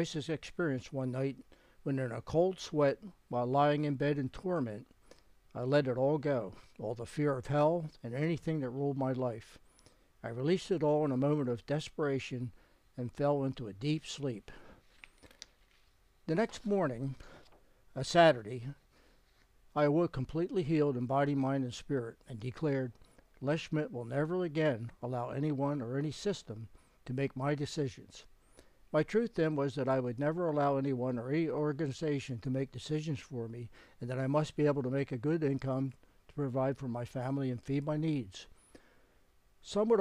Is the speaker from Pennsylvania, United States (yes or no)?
yes; Philadelphia, Pennsylvania, United States; I had been born and raised in the Faith Tabernacle congregation in Philadelphia